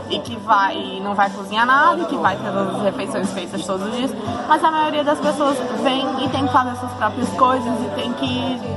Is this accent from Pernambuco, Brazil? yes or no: yes; Caruaru, Pernambuco, Brazil; moved away as an adult; now in Buenos Aires, Argentina; Caruaru, que é o lugar de onde eu vim